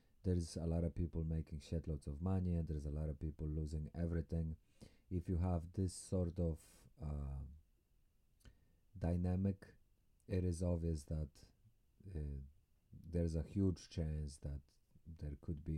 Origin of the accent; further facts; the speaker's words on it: Poland; Although I might sound Russian, I have no Russian affiliation, I'm from Poland